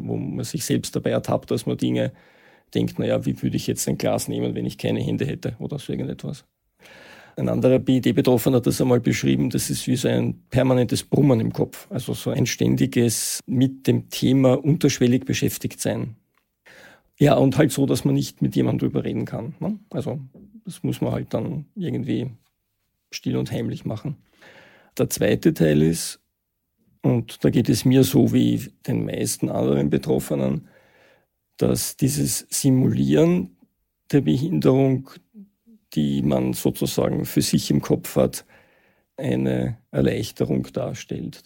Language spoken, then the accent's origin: German; Vienna, Austria; Ich bin Mitte der 60er Jahre geboren in Wien, ähm, habe Schule und Studium in Wien absolviert